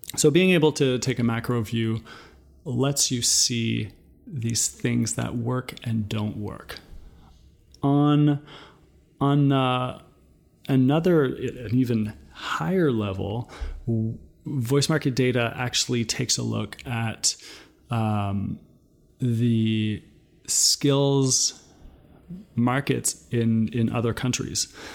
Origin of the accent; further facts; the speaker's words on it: New Brunswick, Canada; now in Toronto, Canada; I'm currently in Toronto, but originally I'm from New Brunswick. So I'm Acadian